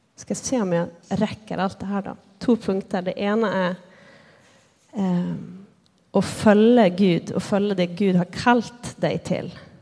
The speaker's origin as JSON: {"language": "Swedish", "town": "Lycksele", "region": "Västerbotten County", "country": "Sweden", "tie": "born or raised there", "moved": "as an adult", "lives_now": "Bergen, Norway", "said": "jag är född och uppväxt i Sverige, i Nordsverige, närmare bestämt Lycksele"}